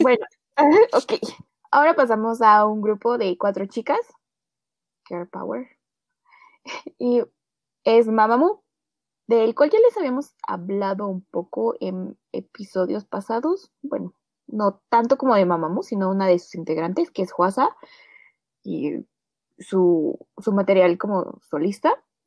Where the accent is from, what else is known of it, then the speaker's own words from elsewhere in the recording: Mexico City, Mexico; la Ciudad de México, mi ciudad natal